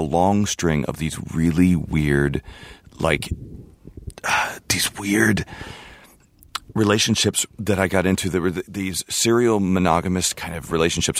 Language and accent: English; Houston, Texas, United States; also born or lived in California / Sydney, Australia; I grew up in Houston